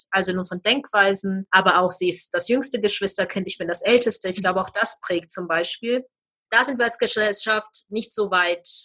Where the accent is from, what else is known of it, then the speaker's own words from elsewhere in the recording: East Germany, Germany; now in Munich, Germany; So fühle ich mich als Ostdeutscher in München genauso.